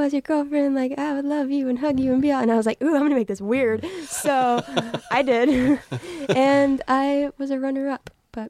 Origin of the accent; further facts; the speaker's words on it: Texas, United States; So, I'm from Texas.